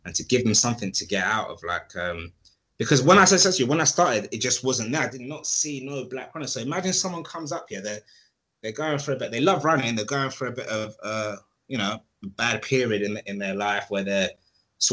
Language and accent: English; London, United Kingdom; I am hood from Edmonton. That's where I grew up.